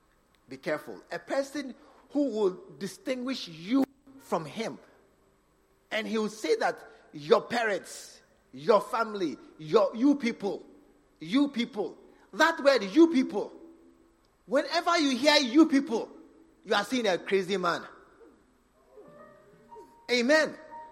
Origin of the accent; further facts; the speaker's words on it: Northern Region, Ghana; You come from Volta region. I come from Northern region.